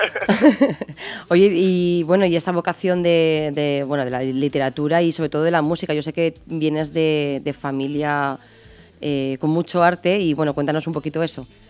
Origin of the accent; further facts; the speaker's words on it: Málaga, Andalusia, Spain; de Málaga, de, bueno, de ahí, de mi tierra